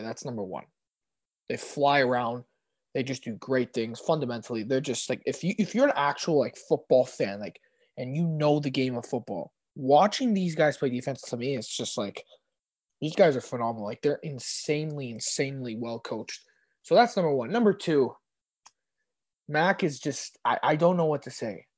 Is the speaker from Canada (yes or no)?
yes; Canada